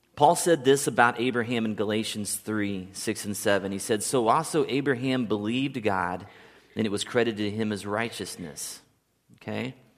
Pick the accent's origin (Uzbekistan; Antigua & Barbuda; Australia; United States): United States; Kansas City; moved away; a kid that grew up in Kansas City his whole